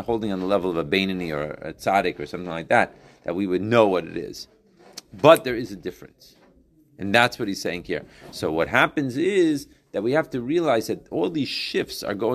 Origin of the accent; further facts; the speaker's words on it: Chicago, Illinois, United States; growing up in Chicago